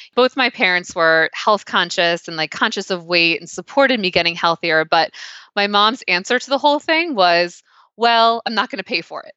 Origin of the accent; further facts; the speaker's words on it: Pennsylvania, United States; growing up in Pennsylvania